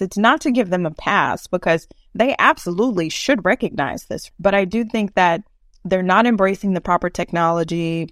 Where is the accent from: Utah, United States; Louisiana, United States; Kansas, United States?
Louisiana, United States; Eunice; now in Houston, United States; my hometown of Eunice, Louisiana